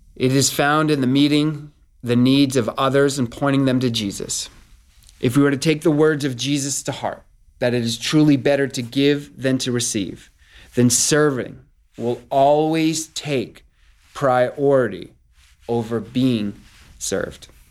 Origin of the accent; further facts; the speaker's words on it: Northeast, United States; I'm from the Northeast.